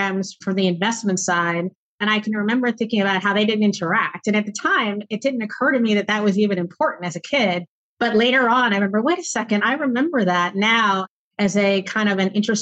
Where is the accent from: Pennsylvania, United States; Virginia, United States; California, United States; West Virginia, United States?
Pennsylvania, United States; Pittsburgh; also born or lived in New York City area; I actually grew up in Pittsburgh, Pennsylvania